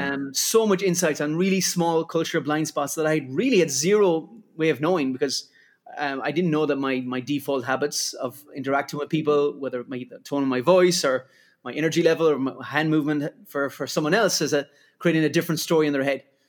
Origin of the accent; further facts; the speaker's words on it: Ireland; accent: Irish; moved away; Irish, as it can get from my accent